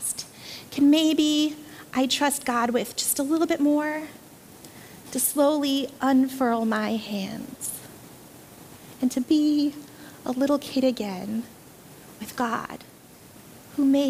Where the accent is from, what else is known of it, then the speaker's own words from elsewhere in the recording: Philippines; moved away; Growing up in the Philippines